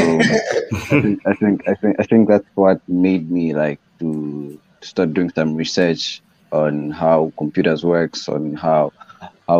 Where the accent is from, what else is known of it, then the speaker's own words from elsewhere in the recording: Blantyre, Southern Region, Malawi; I'm from Blanda, Malawi